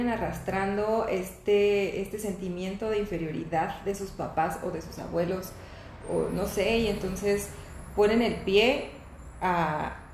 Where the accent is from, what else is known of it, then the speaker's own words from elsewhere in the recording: Venezuela; moved away; No sé, tal vez nosotros llegamos en otra situación en donde no necesitamos que nos acogieran, ¿no?